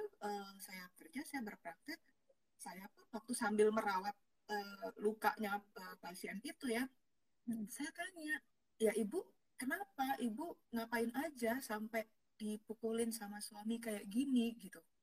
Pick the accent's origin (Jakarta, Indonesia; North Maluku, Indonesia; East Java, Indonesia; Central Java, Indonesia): Jakarta, Indonesia; also born or lived in Tangerang / Surabaya; kalau aku, lahirnya udah di Jakarta